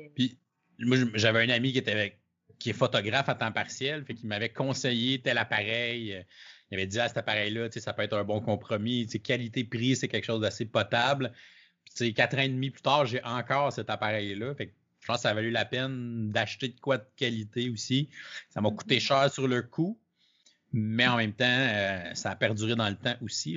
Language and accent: French; Canada; je suis un Canadien